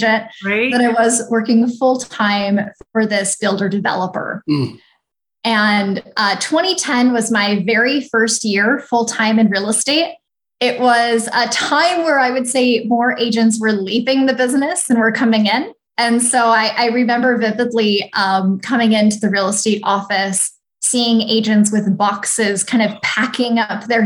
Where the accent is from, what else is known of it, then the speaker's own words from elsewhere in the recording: Snohomish, Washington, United States; now in Phoenix, United States; I'm originally from the Pacific Northwest, so just north of Seattle